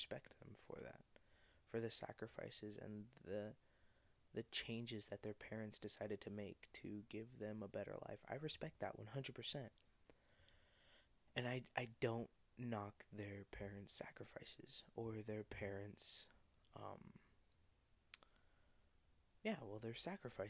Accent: Arizona, United States; also born or lived in Oxnard, California; growing up in Arizona, but being born in California

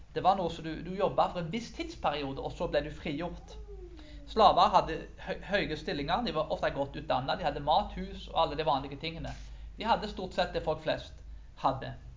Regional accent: Karmøy, Rogaland, Norway; på bygda på Karmøyene der jeg vokste opp

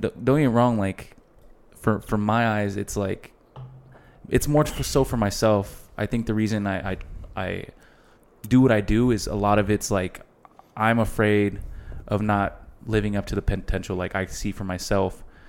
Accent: El Paso, Texas, United States; El Paso is not that big, bro, and we're all from El Paso

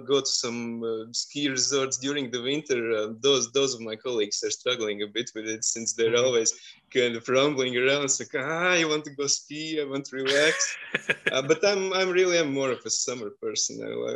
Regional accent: Riga, Latvia; I'm from Riga, Latvia.

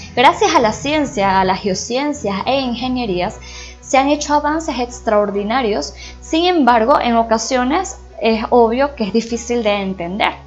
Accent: Venezuela; Inicialmente soy venezolana

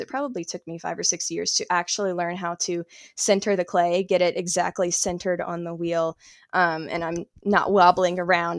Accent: South Carolina, United States; moved away as an adult; now in Asheville, United States; I'm originally from South Carolina. I moved to Asheville, North Carolina, about two years ago

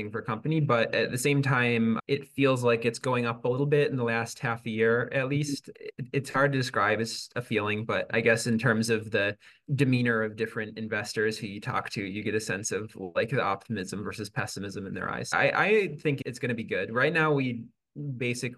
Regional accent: Syracuse, New York, United States; I'm from Syracuse

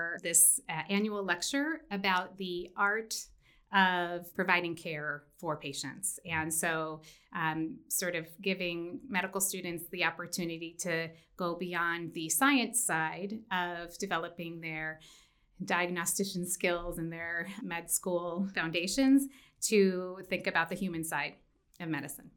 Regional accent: Washington, D.C. area, Maryland, United States; moved away as an adult; also born or lived in upstate New York / California; now in Mountain West, United States; I was born in the Washington, D.C. area

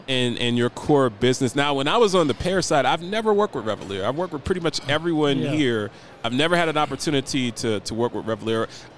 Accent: Columbus, Ohio, United States; And I'm also from Columbus, Ohio. That's where I'm from.

